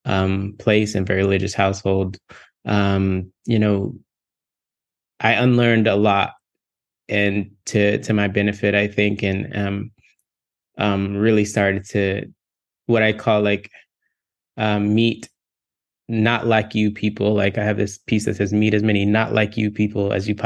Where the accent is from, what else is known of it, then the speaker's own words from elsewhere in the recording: Texas, United States; moved away as an adult; also born or lived in Virginia; now in California, United States; I grew up in Texas in the South, Black kid in the South